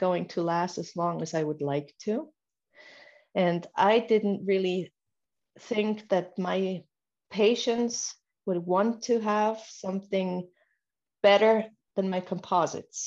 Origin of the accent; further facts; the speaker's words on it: Switzerland; I'm from Switzerland, and I have a dental office about 20 kilometers outside of our capital, outside of Bern